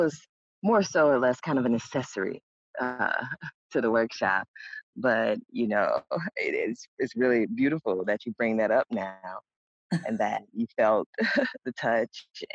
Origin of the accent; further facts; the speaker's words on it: Mississippi, United States; I am from Mississippi